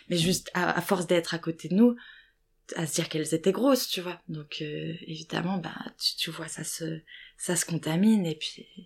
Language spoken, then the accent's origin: French; Lorraine, Grand Est, France; accent: Lorrain; moved away; je viens d'une petite ville, euh, oulala, euh, ils vont entendre mon accent lorrain